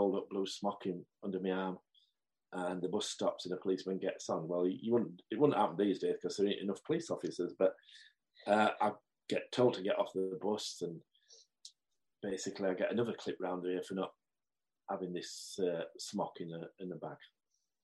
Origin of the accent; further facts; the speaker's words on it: Marsden, Yorkshire and the Humber, United Kingdom; a young lad growing up in Marsden, on the hills of Marsden